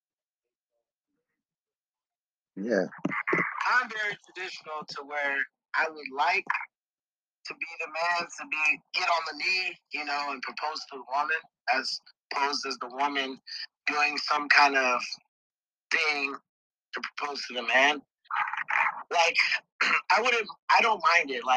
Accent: Greensboro, North Carolina, United States; moved away; I'm originally from Greensboro, North Carolina

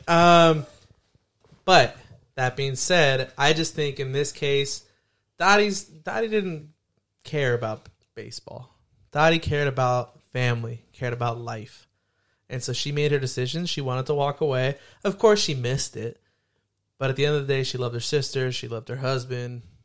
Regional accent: Hayward, California, United States; growing up in Hayward

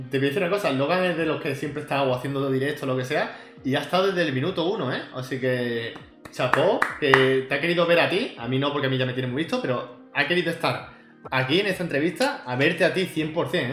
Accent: Córdoba, Andalusia, Spain; De, Córdoba sin H. De Córdoba sin H, o sea, Córdoba

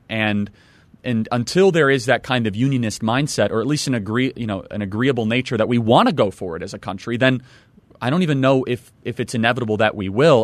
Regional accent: Illinois, United States; I'm from Illinois

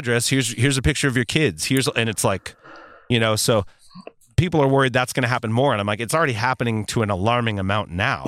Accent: United States; an American who is also a Christian living in this world

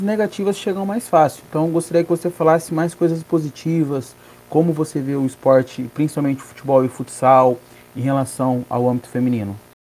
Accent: Paraná, Brazil; eu que sou do Paraná

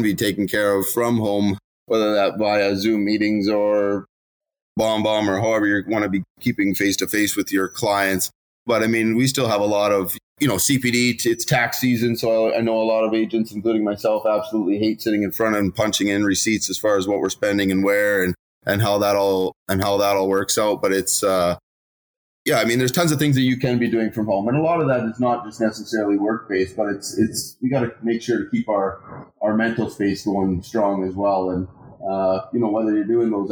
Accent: Regina, Saskatchewan, Canada; I was born and raised in Regina, so I know a lot of people

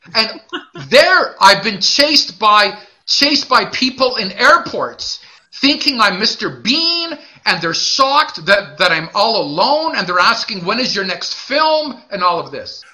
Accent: Montreal, Quebec, Canada; I'm also from Montreal.

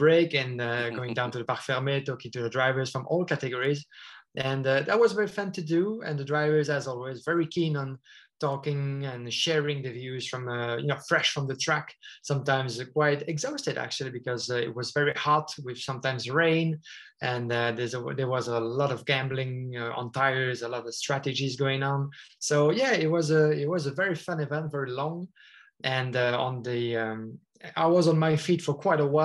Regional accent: near Spa-Francorchamps, Wallonia, Belgium; moved away as an adult; now in Brussels, Belgium; my region where I was born and raised is near to Spa-Francorchamps

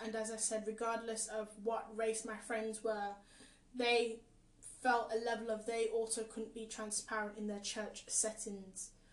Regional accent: England, United Kingdom; also born or lived in Caribbean; I was born in the Caribbean too, but I've grown up here most of my life.

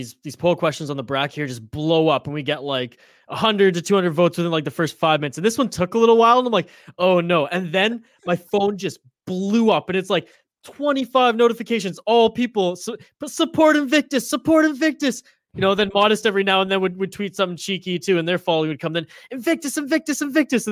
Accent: Canada; I'm Canadian

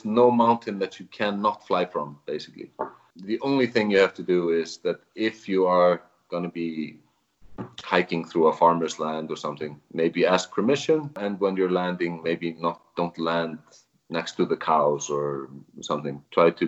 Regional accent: Reykjavik, Capital Region, Iceland; moved away as an adult; now in Vík, Iceland; I am originally from Reykjavik, but I started coming here to Vík

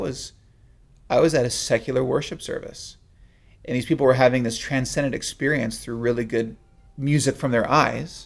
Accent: South San Francisco Bay Area, California, United States; growing up in the South San Francisco Bay Area

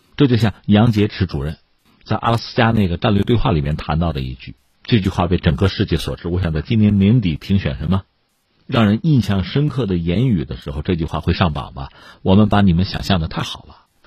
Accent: China; 我们中国人

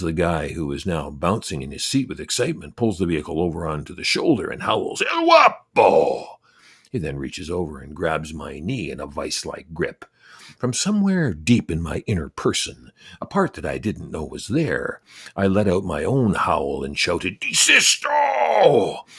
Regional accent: Canada; I'm Canadian

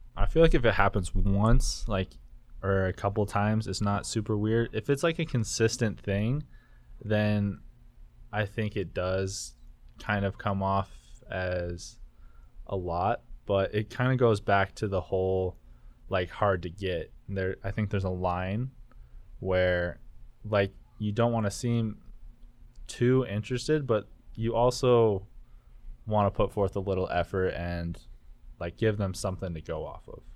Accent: Elko, Nevada, United States; moved away as an adult; I'm from Elko as well

